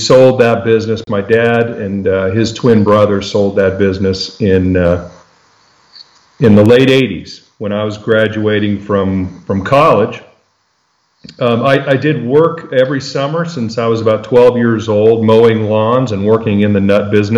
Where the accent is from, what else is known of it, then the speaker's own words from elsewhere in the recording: El Paso, Texas, United States; now in Austin, United States; I'm born and raised in El Paso, Texas